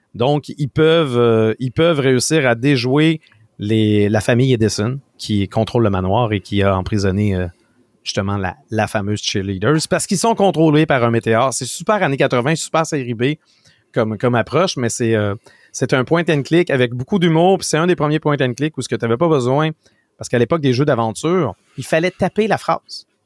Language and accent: French; Quebec, Canada; On est québécois